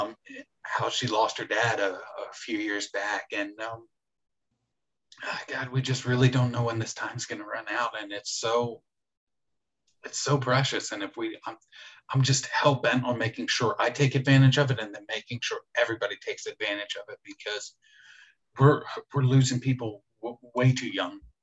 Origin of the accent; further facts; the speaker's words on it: Philadelphia, Pennsylvania, United States; moved away; I'm from Philadelphia originally